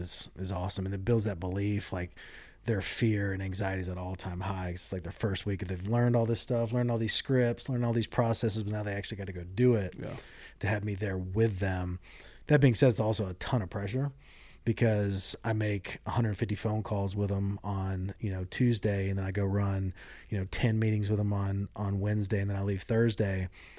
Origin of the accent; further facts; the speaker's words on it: Hawaii, United States; born there; Or, oh, yeah, I was born in Hawaii. Like, oh, you're born in Hawaii? Like, yeah.